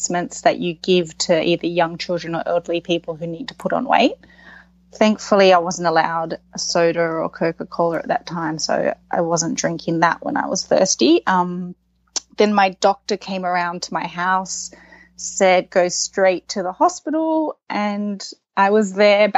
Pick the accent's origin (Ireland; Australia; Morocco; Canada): Australia; Sydney, New South Wales; also born or lived in New York; my location in Sydney, you're surrounded by beaches. You go to the beach a lot with your family. So knowing how to swim is expected. And then I think growing up, you're doing squad training